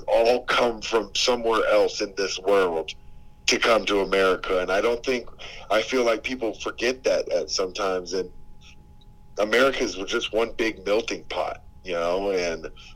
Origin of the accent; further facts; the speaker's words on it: Vancouver, British Columbia, Canada; now in United States; I grew up in Vancouver